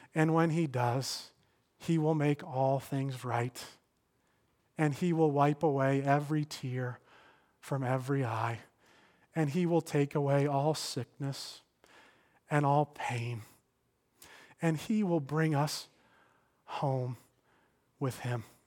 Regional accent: Stamford, Connecticut, United States; I came back to my hometown of Stamford

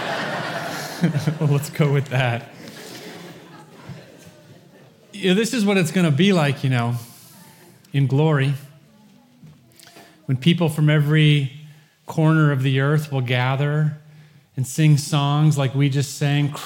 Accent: Holland, Michigan, United States; The household that I grew up in Holland, Michigan

